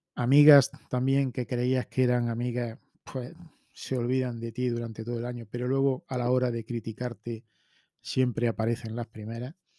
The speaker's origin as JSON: {"language": "Spanish", "country": "Spain", "said": "como españoles"}